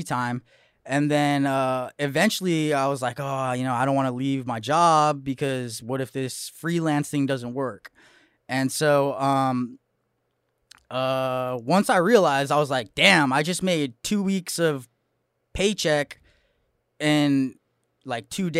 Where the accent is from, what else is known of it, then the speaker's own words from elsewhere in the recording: Santa Clarita, California, United States; I'm from Santa Clarita, Magic Mountain, for all of you guys that know Southern California. Northern suburbs of Los Angeles